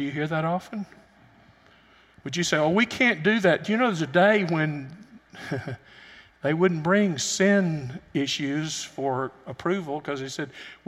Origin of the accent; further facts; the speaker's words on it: United States; also born or lived in Alabama / Tennessee; I grew up in Alabama and Tennessee